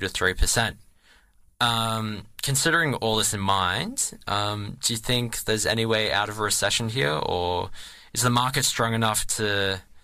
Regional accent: Australia

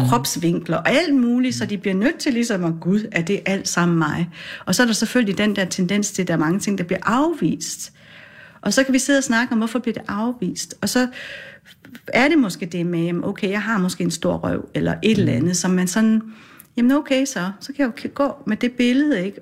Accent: Gedsted, North Denmark Region, Denmark; also born or lived in Aarhus / Farsø; har jeg vokset op i en lille bit by ude ved Limfjorden

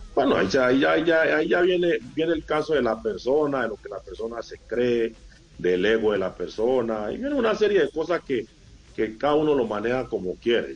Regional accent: Colombia; como colombiano

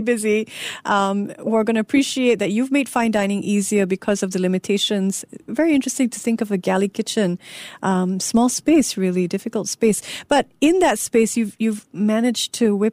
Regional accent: Singapore; I'm Singaporean.

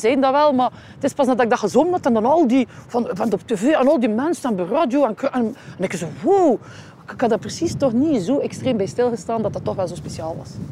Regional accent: Ostend, Flanders, Belgium; ik ben hier geboren en getogen in Oostende

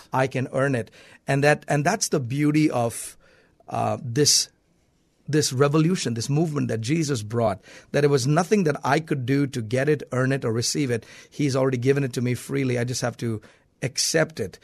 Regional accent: South India, India; now in United States; I was born and raised in India, in South India.

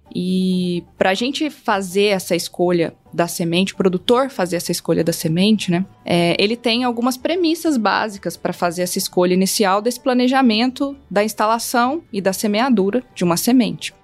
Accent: Lavras, Minas Gerais, Brazil; eu sou mineira, natural de Lavras

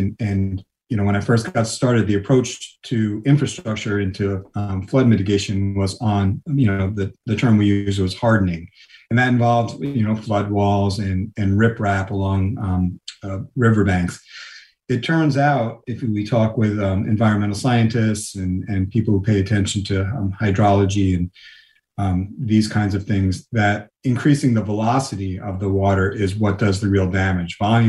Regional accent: New York, United States; You know, I grew up in New York

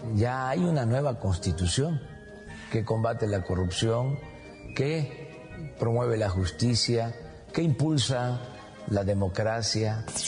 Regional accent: Mexico; somos muchos los mexicanos que apoyamos

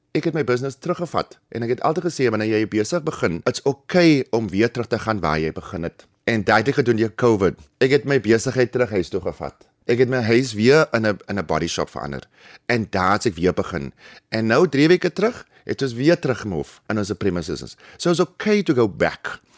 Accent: Humansdorp, Eastern Cape, South Africa; now in Plumstead, Cape Town, South Africa; ek is gebore in die Kaap en ek skool gaan in Humansdorp.

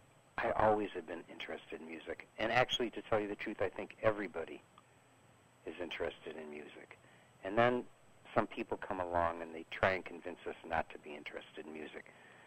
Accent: Chicago, Illinois, United States; Originally, I am from Chicago.

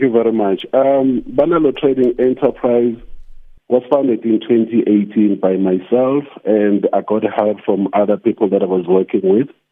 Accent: Nelspruit, Mpumalanga, South Africa; I was born in Nelspruit

